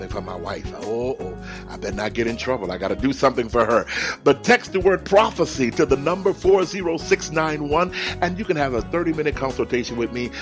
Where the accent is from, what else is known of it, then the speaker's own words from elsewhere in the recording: Houston, Texas, United States; now in California, United States; I come from Houston